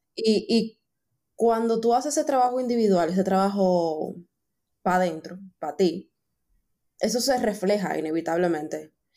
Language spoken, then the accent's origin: Spanish; Dominican Republic; somos de República Dominicana